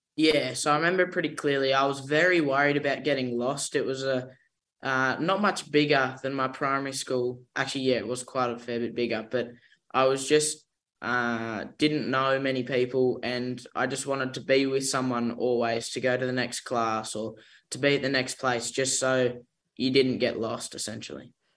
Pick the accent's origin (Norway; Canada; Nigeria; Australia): Australia; Dundee, New South Wales; I'm from uh, a little village called Dundee in northern New South Wales